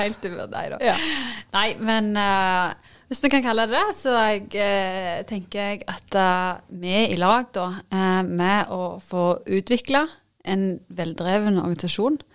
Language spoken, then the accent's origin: Norwegian; Varhaug, Rogaland, Norway; now in Bryne, Norway; Jeg kommer jo opprinnelig fra Varhaug.